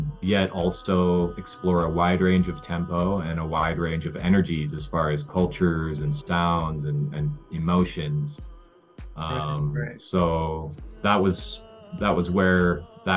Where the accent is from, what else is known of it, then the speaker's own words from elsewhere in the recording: Colorado, United States; now in Lake Atitlán, Guatemala; where I grew up in Colorado